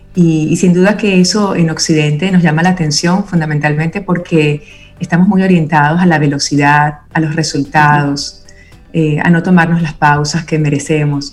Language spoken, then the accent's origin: Spanish; Venezuela; crecí en Venezuela, con mi familia materna italiana